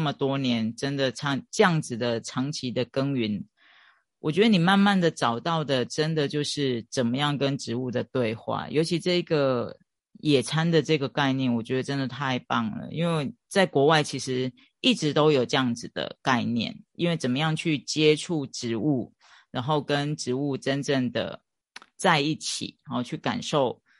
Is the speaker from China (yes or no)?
no; Chiayi, Taiwan; 我也是嘉义人